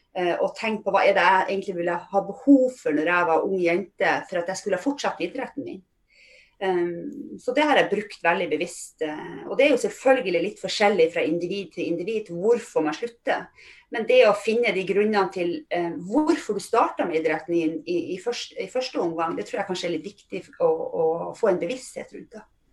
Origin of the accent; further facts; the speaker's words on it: Fauske, Nordland, Norway; moved away as an adult; also born or lived in Trondheim; Men jeg kommer opprinnelig fra Fauske i Nordland, som er ikke så langt fra Bodø